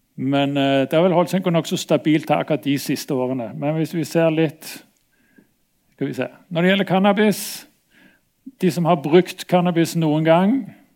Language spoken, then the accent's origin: Norwegian; Stavanger, Rogaland, Norway; moved away; also born or lived in Bergen; jeg kom fra Stavanger